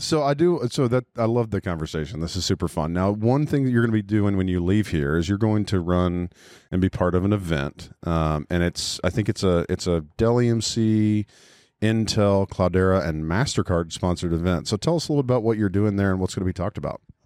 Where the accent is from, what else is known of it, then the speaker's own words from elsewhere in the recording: Texas, United States; I went to school in Texas, and I grew up there. I'm from there. I'm native Texan